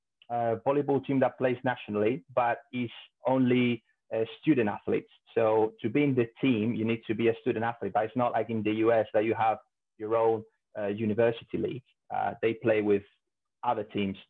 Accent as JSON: {"language": "English", "country": "Spain", "tie": "born or raised there", "also_born_or_lived": "Italy", "said": "moved to Spain really young, about 5 years old. So I did all my schooling and high school or university in Spain"}